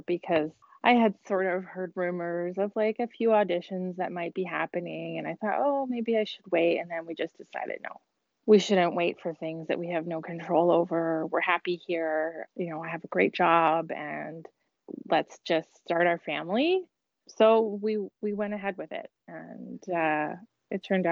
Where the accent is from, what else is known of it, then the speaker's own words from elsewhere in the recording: Ontario, Canada; moved away as an adult; also born or lived in Toronto, Canada / Boston, United States / Miami, United States; now in Quebec City, Canada; I grew up in Ontario